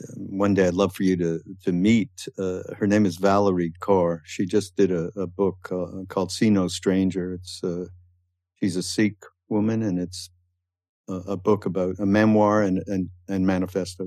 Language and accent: English; Canada; now in United States; although I'm from Canada and, and I had a little bit of a different upbringing uh, related to people who were brought up in the States